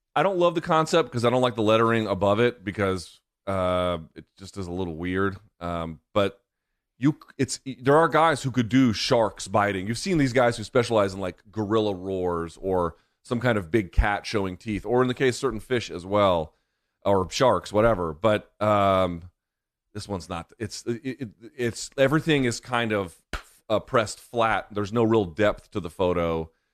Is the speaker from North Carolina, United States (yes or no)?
no; South Georgia, United States; I grew up in South Georgia